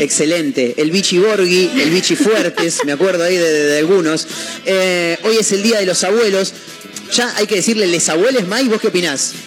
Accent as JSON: {"language": "Spanish", "country": "Argentina", "said": "somos argentinos."}